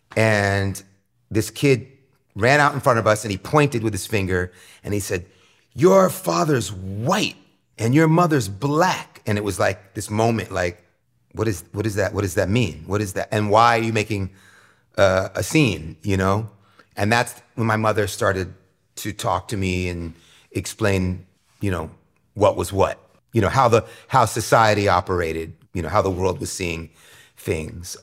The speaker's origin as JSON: {"language": "English", "town": "New York City", "region": "New York", "country": "United States", "tie": "born or raised there", "said": "growing up in New York City in the late sixties as a, you know, very small child"}